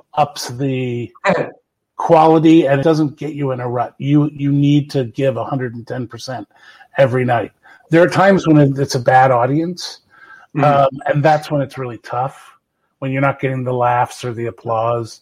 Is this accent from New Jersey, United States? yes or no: yes; New Jersey, United States; moved away as an adult; I grew up in South Jersey